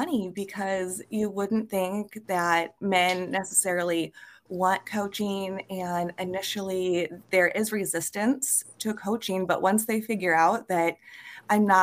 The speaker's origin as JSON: {"language": "English", "town": "Carlisle", "region": "Iowa", "country": "United States", "tie": "born or raised there", "said": "I grew up in a little town called Carlisle, Iowa."}